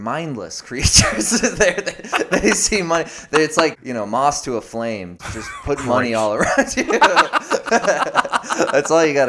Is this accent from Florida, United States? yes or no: yes; Tampa, Florida, United States; moved away as an adult; now in Orlando, United States; Yeah, I'm originally from Tampa. Moved here to go to UCF when I was 18.